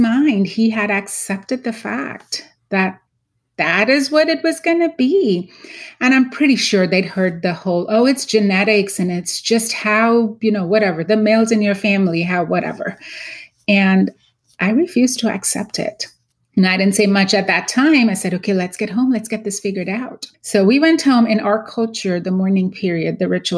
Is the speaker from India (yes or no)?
yes; Mumbai, Maharashtra, India; moved away as an adult; also born or lived in Pittsburgh; now in United States; I was born and raised in Mumbai, India, went to dental school there